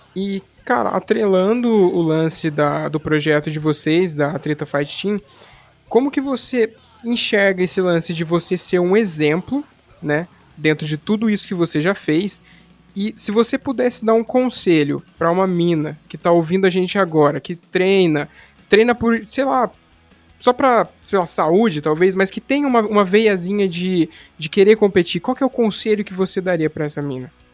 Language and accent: Portuguese; São Paulo, Brazil; now in Paraná, Brazil; eu pelo menos não sou aqui do Paraná, eu sou aí de São Paulo, lá de São Paulo na verdade